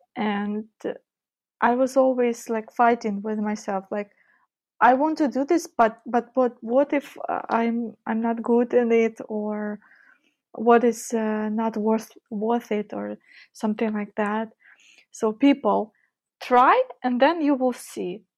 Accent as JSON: {"language": "English", "town": "Donetsk", "region": "Donetsk Oblast", "country": "Ukraine", "tie": "born or raised there", "moved": "yes", "lives_now": "Kyiv, Ukraine", "said": "I was born and grown in Ukraine, just not in Kyiv, where I currently live. I was born in east part of Ukraine, where the war is, Donetsk"}